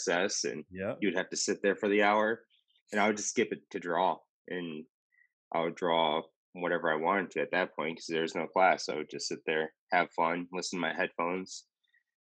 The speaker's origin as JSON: {"language": "English", "town": "Rockford", "region": "Illinois", "country": "United States", "tie": "born or raised there", "moved": "yes", "lives_now": "Austin, United States", "said": "The shop that I first got my apprenticeship at was called Skin Candy in Rockford, Illinois, and that's my hometown"}